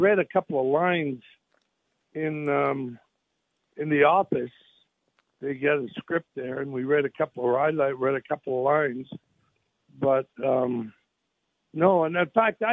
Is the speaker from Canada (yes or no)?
yes; Canada; now in United States; I was born in Canada, so I'm a Canadian. I live in the United States and became an American citizen.